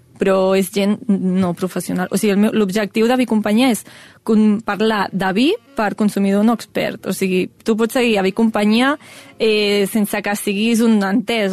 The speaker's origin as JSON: {"language": "Catalan", "town": "Granollers", "region": "Catalonia", "country": "Spain", "said": "jo sóc de Granollers, Granollers forma part de la Déu Alella"}